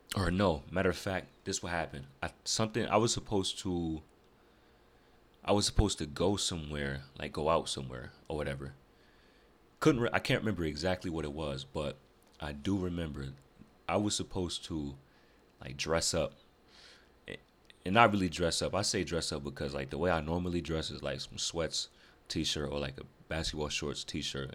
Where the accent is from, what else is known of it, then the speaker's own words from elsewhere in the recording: Rochester, New York, United States; moved away as an adult; now in Greensboro, United States; I'm originally from North, or Rochester, New York